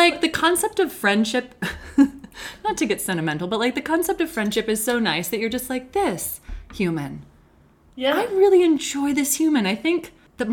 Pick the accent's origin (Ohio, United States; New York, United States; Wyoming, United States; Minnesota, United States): Wyoming, United States; Lander; I did all the camps as a kid in Lander